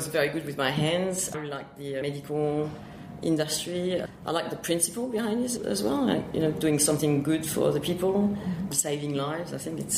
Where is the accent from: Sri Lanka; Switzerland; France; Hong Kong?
France; accent: French; English is a second language; also born or lived in Marseille / Normandy / Reims / Paris; now in Sydney, Australia; I'm French, obviously. You can hear that with my very strong accent. So I was born in the south of France, near Marseille, and I actually lived everywhere in France.